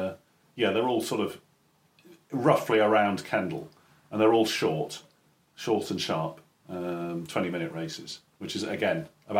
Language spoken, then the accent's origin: English; Caterham, South East England, United Kingdom; moved away; So I grew up in Surrey. Whereabouts? So Caterham.